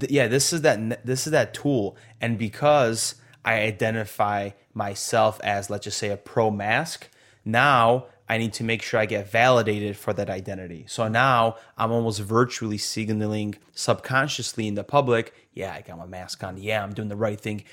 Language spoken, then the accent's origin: English; Poland; now in United States; we're not even from America, bro, but we have so much American, like, liberty